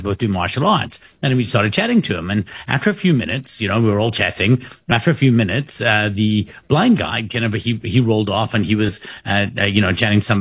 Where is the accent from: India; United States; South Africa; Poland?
South Africa; I'm from South Africa.